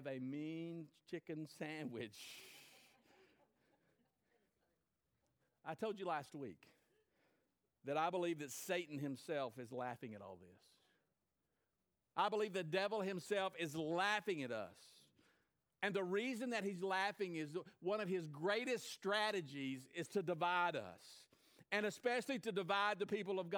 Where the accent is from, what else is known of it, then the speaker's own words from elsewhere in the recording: United States; I was from the United States of America